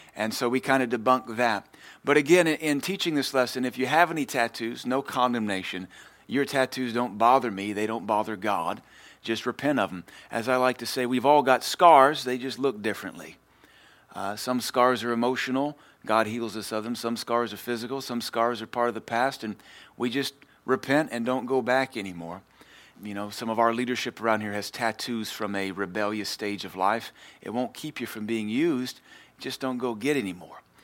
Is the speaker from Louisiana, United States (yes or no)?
yes; Louisiana, United States; I'm from Louisiana.